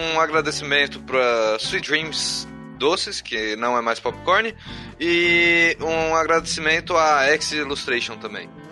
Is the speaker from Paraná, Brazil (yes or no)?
no; São Bernardo do Campo, São Paulo, Brazil; also born or lived in Taubaté; A gente é de São Bernardo do Campo. Eu, eu tava em Taubaté.